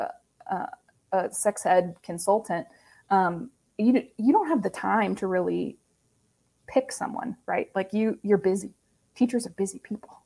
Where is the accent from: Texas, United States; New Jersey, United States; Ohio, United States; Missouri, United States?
Ohio, United States; now in Indiana, United States; I'm originally from Ohio